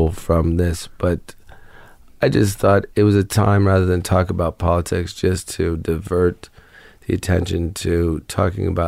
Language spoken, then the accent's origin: English; Ohio, United States; moved away; also born or lived in Florida / New Orleans; I grew up in Ohio